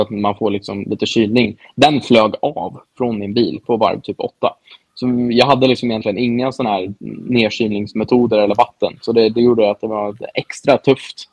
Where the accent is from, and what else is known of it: Sweden; moved away